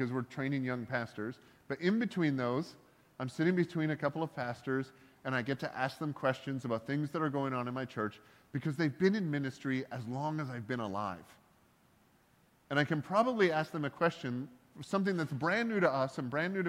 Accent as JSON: {"language": "English", "country": "Canada", "said": "I'm Canadian"}